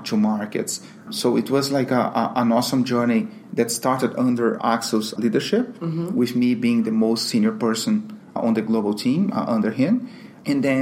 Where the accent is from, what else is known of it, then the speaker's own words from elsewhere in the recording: Brazil; also born or lived in London, United Kingdom; now in Miami, United States; I'm Brazilian